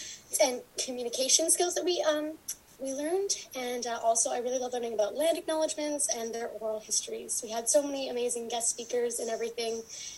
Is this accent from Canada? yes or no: yes; Ladysmith, British Columbia, Canada; I'm from Ladysmith, BC, on the unceded territory of the Chemainus First Peoples.